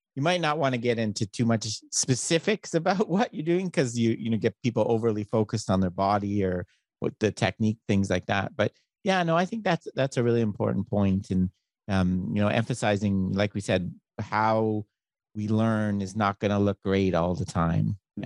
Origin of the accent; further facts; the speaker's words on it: Canada; now in United States; I'm Canadian